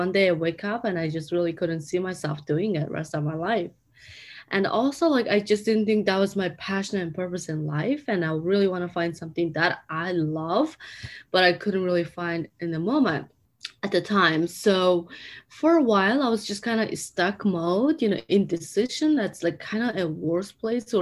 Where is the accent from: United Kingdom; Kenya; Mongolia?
Mongolia; English is a second language; moved away as an adult; now in United States; I'm from Mongolia